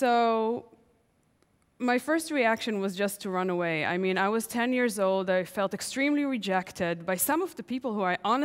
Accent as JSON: {"language": "English", "town": "Tel Aviv", "region": "Tel Aviv District", "country": "Israel", "tie": "born or raised there", "said": "I'm 10 years old, home alone in my parents' house in Tel Aviv"}